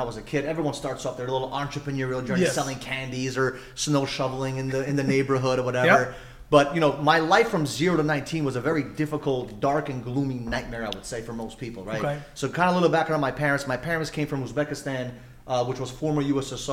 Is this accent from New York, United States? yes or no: yes; New York, United States; I grew up in New York